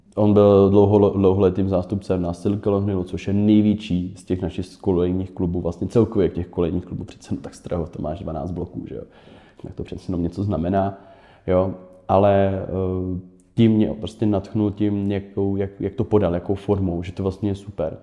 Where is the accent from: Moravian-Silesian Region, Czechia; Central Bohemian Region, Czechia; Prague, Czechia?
Prague, Czechia; já jsem Pražák